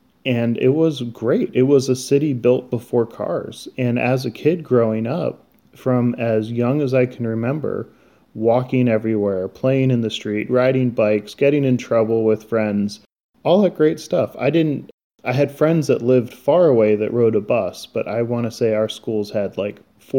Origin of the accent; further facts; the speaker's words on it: Annapolis, Maryland, United States; now in Mesa, United States; So I grew up in Annapolis, Maryland